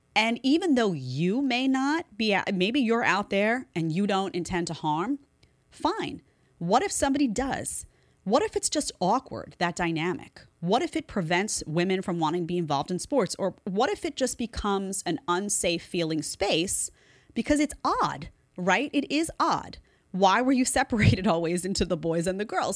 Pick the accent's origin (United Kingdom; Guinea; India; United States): United States; New York City, New York; I grew up in Staten Island in the nineties